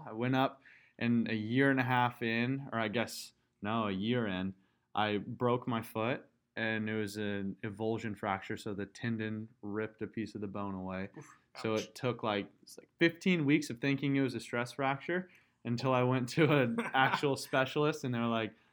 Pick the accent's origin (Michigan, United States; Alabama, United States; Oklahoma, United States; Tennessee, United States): Oklahoma, United States; Tulsa; I'm from Tulsa, Oklahoma, born and raised